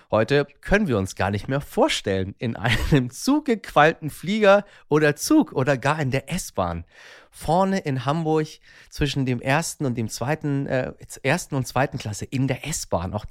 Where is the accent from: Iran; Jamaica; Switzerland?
Iran; German is a second language; Ich tue mich äh, als Iraner, der ich ja ursprünglich mal war und in meinem Inneren ja irgendwo auch noch bin, sowieso relativ schwer mit dieser komischen Sprache